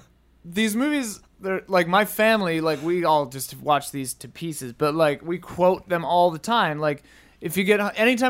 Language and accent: English; Midwest, United States; I grew up in the Midwest